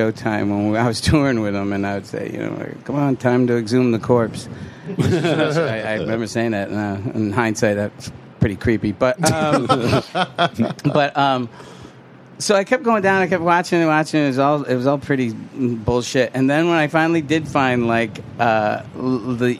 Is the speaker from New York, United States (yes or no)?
yes; Syracuse, New York, United States; moved away as an adult; also born or lived in Boston; my hometown of Syracuse